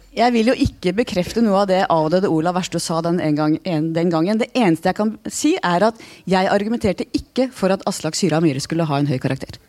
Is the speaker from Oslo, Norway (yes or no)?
yes; Oslo, Norway; Jeg vokste opp eh, på Manglerud